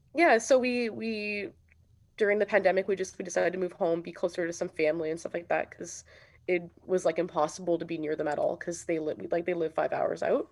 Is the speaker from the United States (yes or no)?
no; Sudbury, Ontario, Canada; moved away; growing up here was cool.